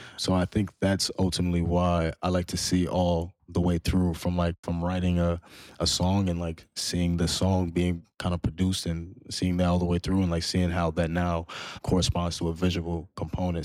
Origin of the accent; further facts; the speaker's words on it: New York, United States; growing up as a Muslim, as a, as a Malian, but also growing up in Harlem.